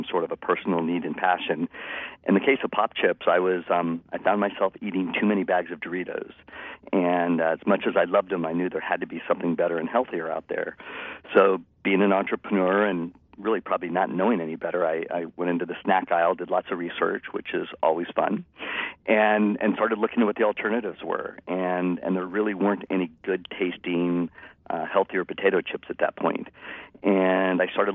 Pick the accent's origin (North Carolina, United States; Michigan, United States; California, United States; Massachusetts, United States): California, United States; San Francisco Bay Area; I'm a native of the Bay Area. So I grew up in the San Francisco Bay Area and never left